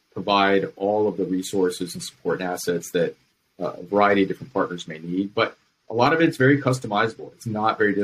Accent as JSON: {"language": "English", "region": "Virginia", "country": "United States", "tie": "born or raised there", "said": "I grew up in Virginia"}